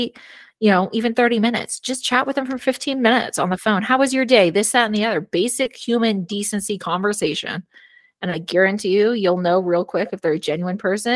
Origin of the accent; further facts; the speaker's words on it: California, United States; moved away as an adult; now in Arizona, United States; When I moved to Arizona from California